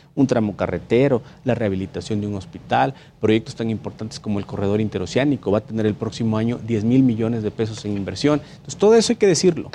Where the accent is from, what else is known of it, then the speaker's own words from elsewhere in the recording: Minatitlán, Veracruz, Mexico; allá en Veracruz, de donde yo soy originario, soy de Minatitlán, Veracruz